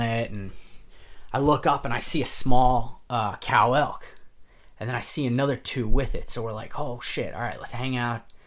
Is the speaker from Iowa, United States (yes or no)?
no; New York, United States; I'm from New York